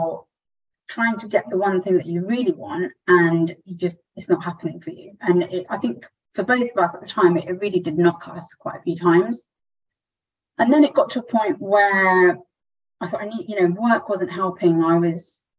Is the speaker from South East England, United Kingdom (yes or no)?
yes; Southampton, South East England, United Kingdom; moved away; also born or lived in London; I grew up in Southampton, a very small Indian community where everyone knew everyone